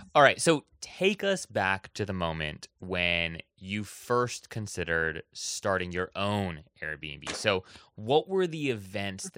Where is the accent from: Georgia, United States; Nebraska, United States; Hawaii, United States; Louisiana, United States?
Hawaii, United States; Oahu; I was actually born and raised in Hawaii on the island of Oahu